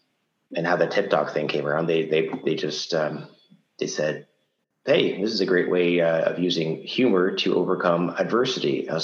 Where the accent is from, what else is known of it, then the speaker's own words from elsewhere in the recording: Ottawa, Ontario, Canada; I'm from Ottawa, we don't get tornadoes